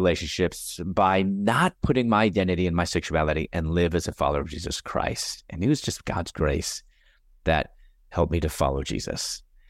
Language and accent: English; Chicago, Illinois, United States; also born or lived in Louisville, United States; I'm originally from Chicago, and I was going to dental school at that time in Louisville, Kentucky.